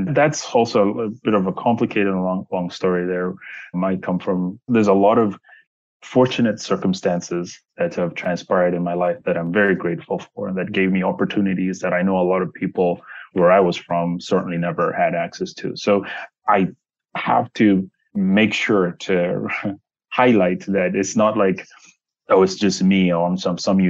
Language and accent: English; Zambezi, North-Western Province, Zambia; I come from Zambia, a very remote, poor area of, I should say Zambezi, a very remote, poor area of Zambia, and very rural. At the time, I grew up in a place where there was one car in the entire town.